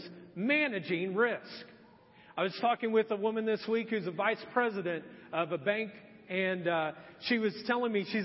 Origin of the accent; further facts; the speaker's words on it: Marion, Indiana, United States; also born or lived in Edgewood, Indiana; My eighth grade year of middle school, my dad had decided we were going to move, and we moved from Marion, Indiana to Anderson.